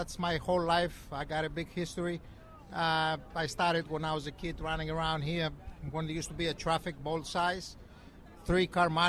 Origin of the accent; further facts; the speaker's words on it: Athens, Attica, Greece; now in New York City, United States; From Greece.